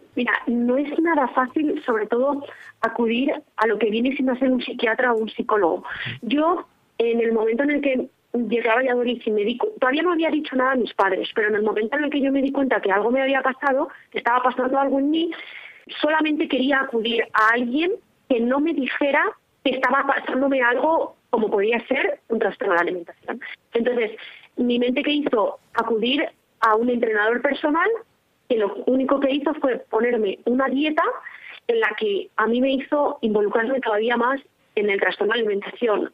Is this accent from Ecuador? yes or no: no; Tordesillas, Castile and León, Spain; now in Valladolid, Spain; Soy de aquí, de Valladolid. Bueno, de un pueblecito de Tordesillas, pero actualmente ya vivo en Valladolid.